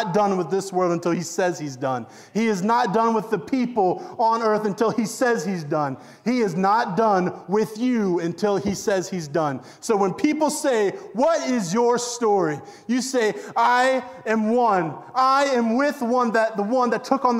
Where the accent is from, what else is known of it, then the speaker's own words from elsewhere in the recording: Waynesboro, Virginia, United States; I was born in Waynesboro, Virginia.